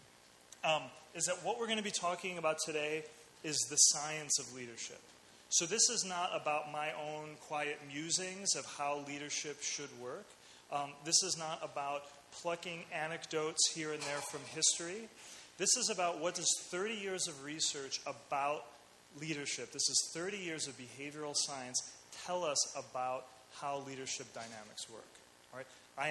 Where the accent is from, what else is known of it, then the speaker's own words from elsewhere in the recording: Chicago, Illinois, United States; I was born in the States, in Chicago